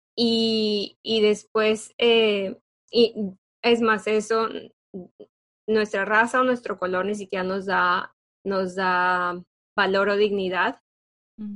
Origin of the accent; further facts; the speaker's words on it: Mexico; nosotras que somos de México